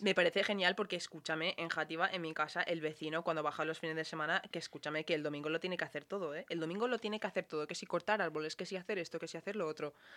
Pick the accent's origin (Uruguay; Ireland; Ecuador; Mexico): Ireland; now in Spain; que hacíamos en Irlanda